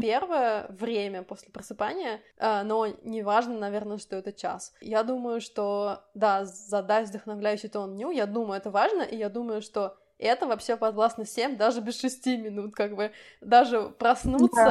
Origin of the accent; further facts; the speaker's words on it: Samara, Samara Oblast, Russia; moved away; Мы, кстати, я и Ира, мы тоже из Самары